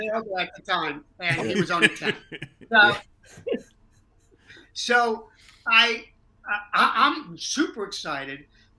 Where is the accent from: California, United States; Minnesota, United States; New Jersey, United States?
California, United States; Hollywood; You know, I'm from Hollywood.